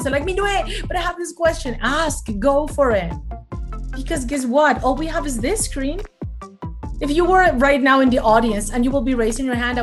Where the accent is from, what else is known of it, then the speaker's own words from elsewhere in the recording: Mexico City, Mexico; moved away as an adult; now in United States; I am born and raised in Mexico City. So for all of you fellow Mexicans, mucho gusto. And I've been in the United States for 18 years now.